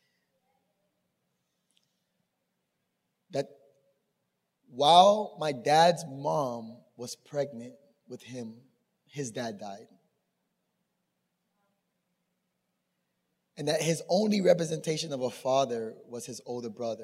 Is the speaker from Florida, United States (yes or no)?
yes; Miami, Florida, United States; born or raised there; also born or lived in Tampa